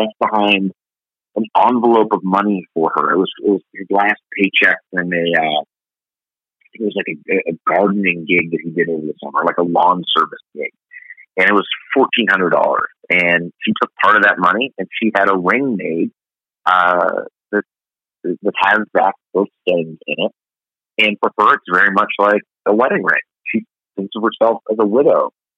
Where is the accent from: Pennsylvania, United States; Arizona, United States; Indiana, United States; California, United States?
Pennsylvania, United States; Pittsburgh; now in Minnesota, United States; I grew up in Pittsburgh, Pennsylvania, as a Cleveland Browns diehard fan